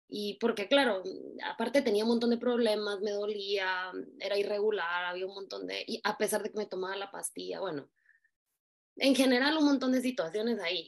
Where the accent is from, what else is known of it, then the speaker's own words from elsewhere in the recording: Guatemala; moved away as an adult; also born or lived in New York / Russia / Italy / Spain; Soy guatemalteca